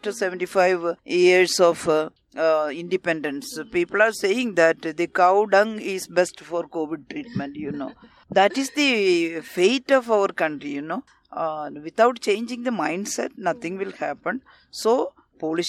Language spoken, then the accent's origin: English; India; We are all Indian citizens. We are working for our country and India is our country.